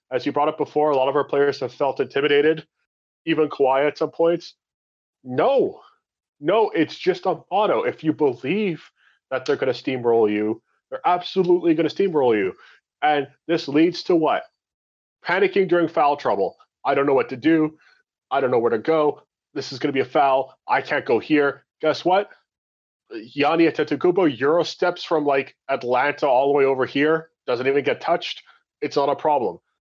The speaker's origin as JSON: {"language": "English", "country": "Canada", "said": "We're Canadian"}